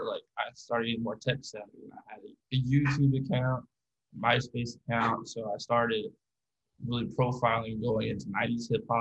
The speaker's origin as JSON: {"language": "English", "region": "Florida", "country": "United States", "tie": "born or raised there", "said": "I was while I was growing up in Florida, some of my high school friends kind of introduced me as well as my older brother"}